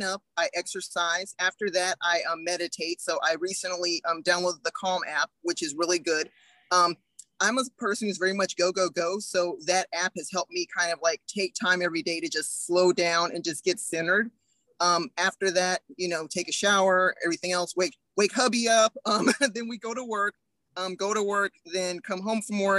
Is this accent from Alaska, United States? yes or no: no; Huntsville, Alabama, United States; now in Highland, United States; I'm originally from Huntsville, Alabama